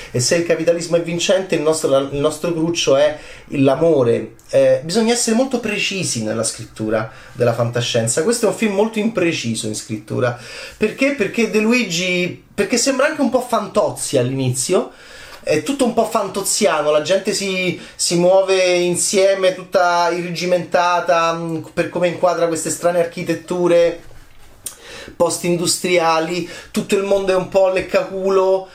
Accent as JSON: {"language": "Italian", "country": "Italy", "said": "del mio paese"}